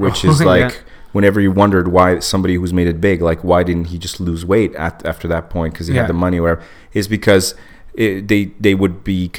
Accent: Transylvania, Romania; moved away; I was born in Transylvania

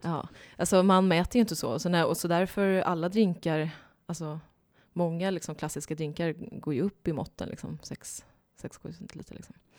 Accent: Ljungskile, Västra Götaland, Sweden; moved away as an adult; also born or lived in Sydney, Australia; now in Stockholm, Sweden; jag kommer från Ljungskile. Det ligger sex mil norr om Göteborg, så jag kommer från västkusten.

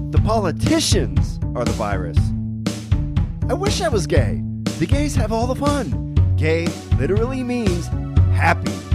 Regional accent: Berwick, Pennsylvania, United States; my hometown, Berwick, Pennsylvania

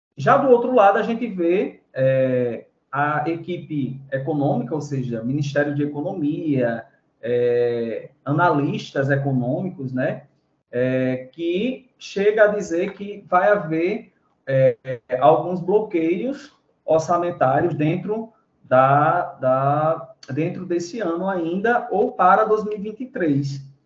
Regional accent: Brazil; nós, brasileiros

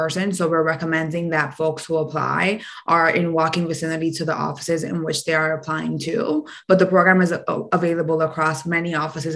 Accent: New York City, New York, United States; I'm first generation Dominican, born and raised in Washington Heights

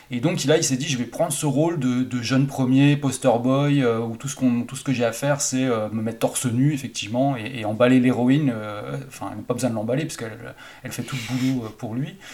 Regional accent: Haute-Saône, Bourgogne-Franche-Comté, France; le cinéma de mon bled à moi, donc en Haute-Saône

